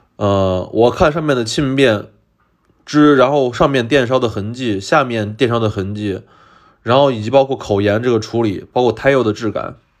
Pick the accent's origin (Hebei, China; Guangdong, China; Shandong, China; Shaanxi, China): Shaanxi, China; Xi'an; moved away; 虽然我从小生活在西安